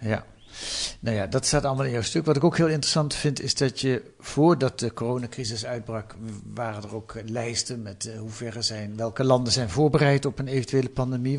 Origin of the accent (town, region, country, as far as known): Netherlands